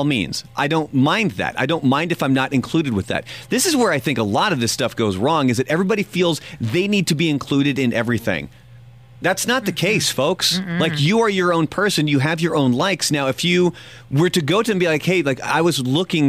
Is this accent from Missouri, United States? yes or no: no; Portland, Oregon, United States; I grew up in Portland, Oregon